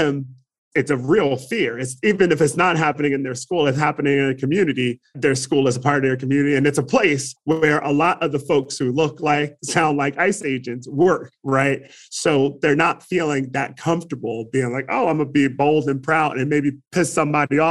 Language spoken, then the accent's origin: English; Trenton, New Jersey, United States; now in Arizona, United States; I grew up in Trenton, New Jersey